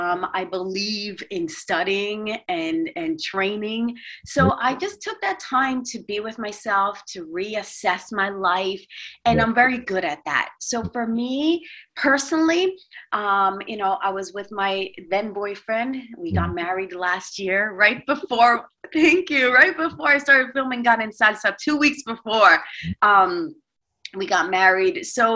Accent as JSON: {"language": "English", "region": "New York", "country": "United States", "lives_now": "Los Angeles, United States", "said": "because I'm originally from New York, and New York has a little bit of a stern look on their face when they walk the streets."}